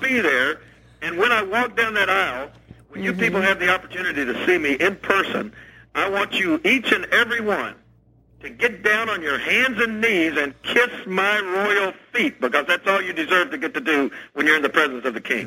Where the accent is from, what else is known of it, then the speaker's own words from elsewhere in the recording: Tennessee, United States; my own state of Tennessee